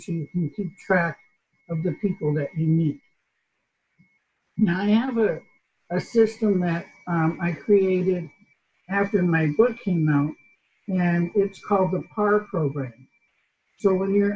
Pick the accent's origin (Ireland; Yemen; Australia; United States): United States; New York; like my English, I'm from New York.